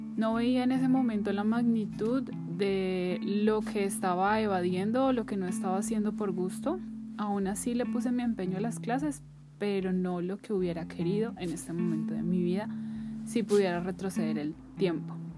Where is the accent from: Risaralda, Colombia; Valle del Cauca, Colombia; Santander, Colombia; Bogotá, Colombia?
Bogotá, Colombia; moved away as an adult; trabajar fuera de mi ciudad natal, que es Bogotá